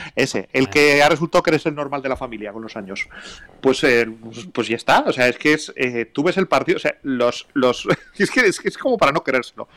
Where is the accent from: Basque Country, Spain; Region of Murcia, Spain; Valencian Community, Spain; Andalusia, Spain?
Basque Country, Spain; soy vasco